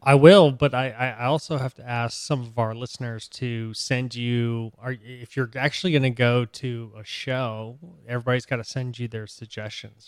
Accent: Boston, Massachusetts, United States; I was born in Boston

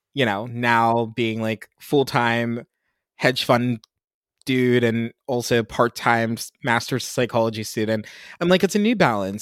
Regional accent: Pennsylvania, United States; moved away; I'm from Pennsylvania. I'm not from anywhere super sexy

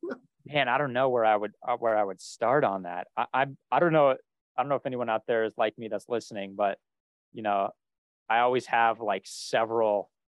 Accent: Northeast, United States; Since we're both from the Northeast and we both at least at one time or another have lived in Boston

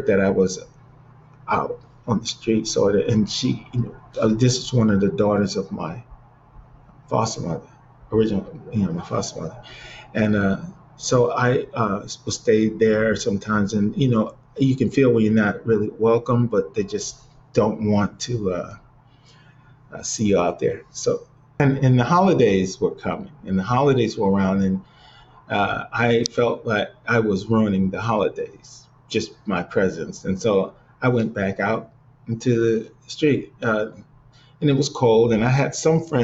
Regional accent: Cleveland, Ohio, United States; moved away; back in Cleveland because, you know, it's my hometown

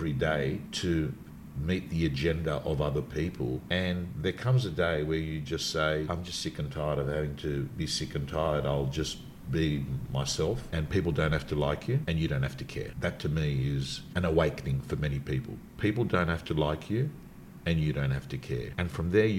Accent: Sydney, New South Wales, Australia; I was brought up in the Canterbury Bankstown area, Belmore Lakemba to be specific, the suburbs that I was

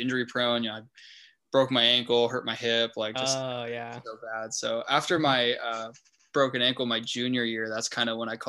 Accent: El Cajon, California, United States; also born or lived in La Jolla; I'm from El Cajon, went to school in El Cajon, but we moved out to La Jolla like a couple years ago.

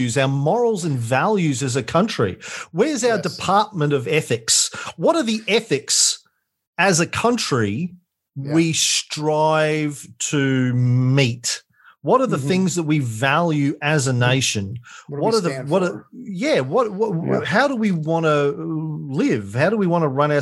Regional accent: Australia; I was most grateful for being an Australian. And I've always been grateful for being an Australian

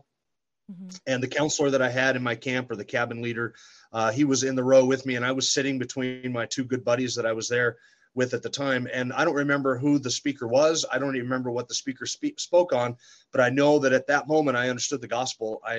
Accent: Sandpoint, Idaho, United States; also born or lived in California; I grew up here in Sandpoint, went to school here, graduated high school in 1990.

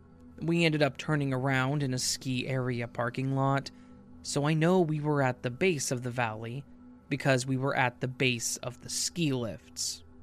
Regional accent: Denver, Colorado, United States; We're from Denver, so we drive in the mountains a lot, and I'm fairly accustomed to it.

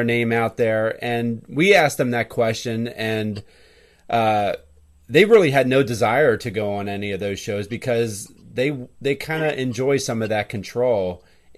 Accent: Hershey, Pennsylvania, United States; we are from the Hershey, PA area

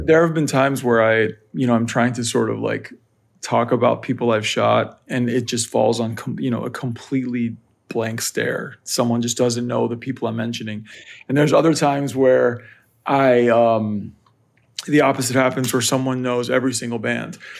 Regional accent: Northern Virginia, United States; I grew up in Northern Virginia, right outside of Washington, D C.

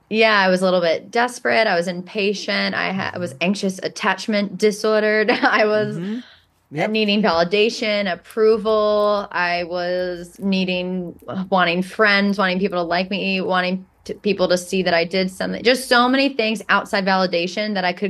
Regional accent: New York, United States; I'm a New Yorker

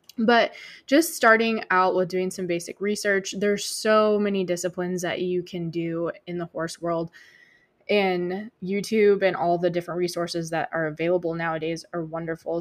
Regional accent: Michigan, United States; moved away; I grew up in Michigan

